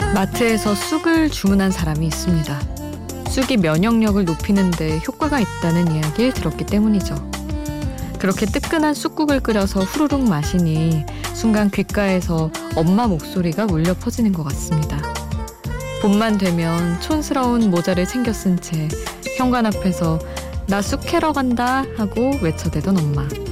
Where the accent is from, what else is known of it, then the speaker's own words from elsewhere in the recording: Daejeon, South Korea; 저는 이제 대전에서 어린 시절을 보냈으니까